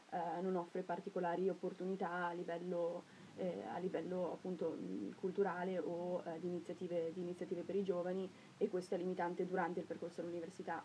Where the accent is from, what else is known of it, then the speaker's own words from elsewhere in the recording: Cavalese, Trentino-Alto Adige, Italy; io sono di Cavallese, quindi sono trentina